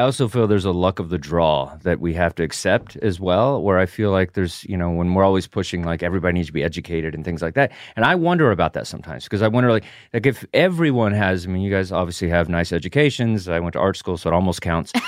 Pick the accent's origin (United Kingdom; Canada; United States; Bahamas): United States; the South; I come from the South.